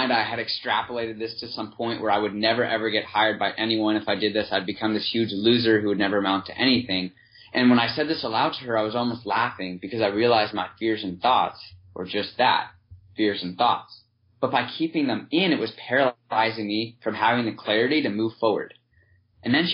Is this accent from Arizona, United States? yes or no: no; San Diego, California, United States; moved away as an adult; also born or lived in Ohio; I grew up in San Diego